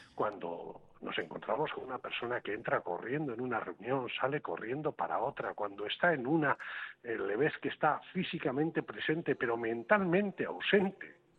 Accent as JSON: {"language": "Spanish", "town": "Basauri", "region": "Basque Country", "country": "Spain", "tie": "born or raised there", "said": "ser alcalde de mi pueblo, de ser alcalde de Basauri"}